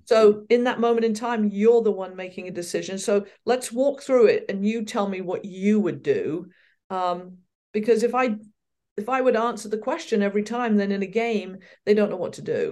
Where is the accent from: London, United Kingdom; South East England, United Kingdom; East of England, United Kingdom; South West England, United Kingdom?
South East England, United Kingdom; Reading; moved away as an adult; also born or lived in Ferndown, Dorset; now in United States; I was born in Reading in Berkshire, and, uh, I lived there until, uh, we were nine, or I was nine